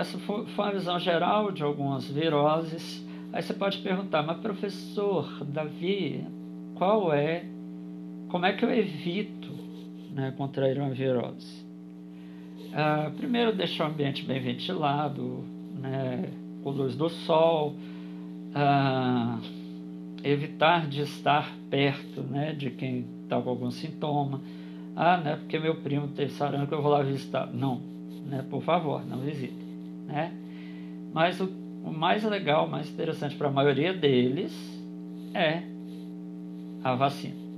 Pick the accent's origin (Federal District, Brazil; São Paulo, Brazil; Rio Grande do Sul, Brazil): Federal District, Brazil; Brasília; eu sou de Brasília